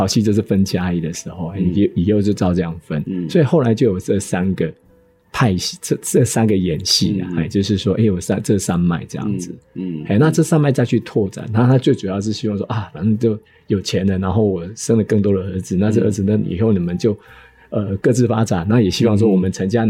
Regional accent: Minxiong, Chiayi County, Taiwan; 我从小生活在丰收村

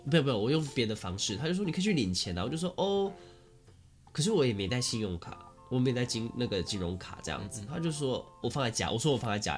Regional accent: Taichung, Taiwan; 我们是台中人

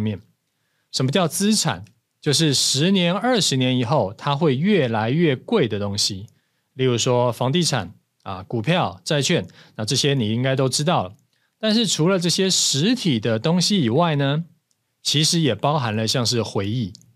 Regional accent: Taiwan; 咱们台湾人啊，其实是还蛮舍得花钱在旅游上面的

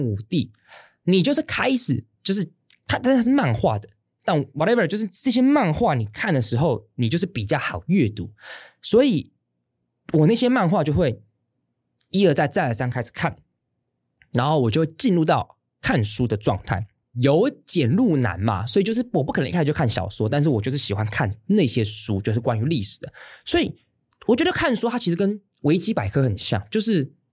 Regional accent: Hsinchu, Taiwan; 我自在新竹长大的，在我小学一年级的时候，因为我们家刚好住在这个文化中心借宿的地方的附近

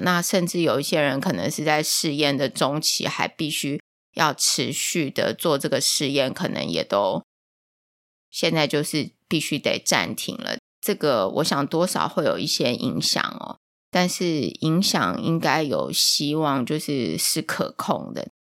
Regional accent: Taiwan; 我是台湾来的

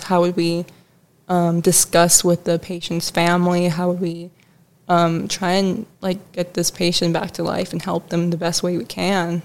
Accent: Chicago, Illinois, United States; I'm also from Chicago

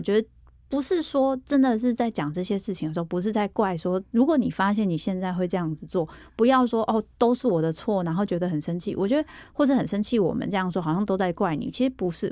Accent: Taiwan; 我们就是台湾的文化

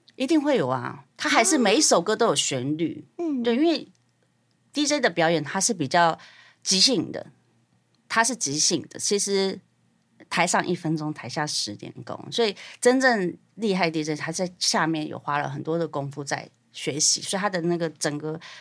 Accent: Taiwan; 我是台湾人

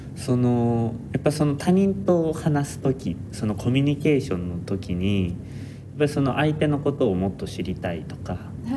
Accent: Nara, Japan; now in Tokyo, Japan; もともと俺は奈良県出身

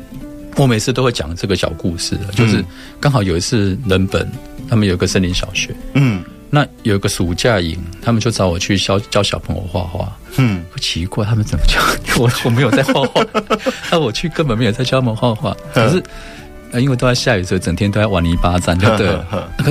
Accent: Shalu, Taichung, Taiwan; 因为我我是在沙鹿的市场长大的小孩，嗯，就是说这种经验事实上阅读。除了课内的课本以外，其他阅读几乎没有。

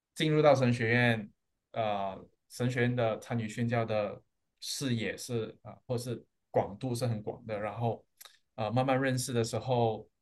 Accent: George Town, Penang, Malaysia; 我土生土长在马来西亚的一个小岛，叫做槟城

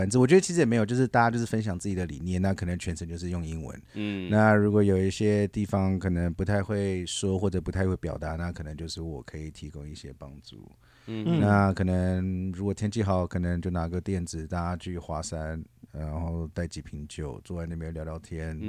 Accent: Taiwan; 我自己本身也喜欢旅行，所以每次在旅行，我介绍我是台湾来的时候，我都会说我们是全亚洲第一个

